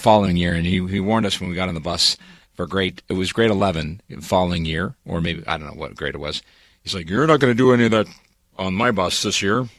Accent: Montreal, Quebec, Canada; I grew up on the West Island of Montreal.

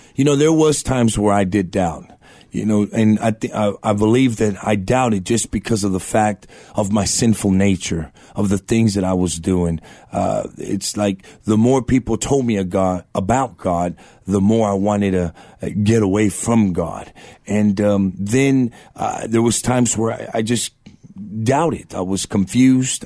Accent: Eagle Pass, Texas, United States; now in San Antonio, United States; born in Eagle Pass, Texas, border town down in South Texas

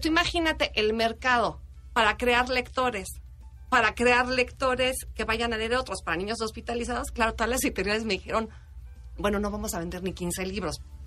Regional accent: Mexico; los mexicanos

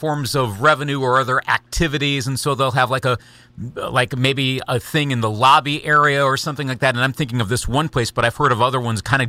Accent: Eau Claire, Wisconsin, United States; born or raised there

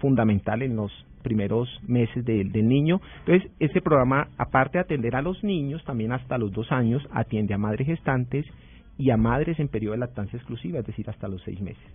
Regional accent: Huila, Colombia; yo soy huilense

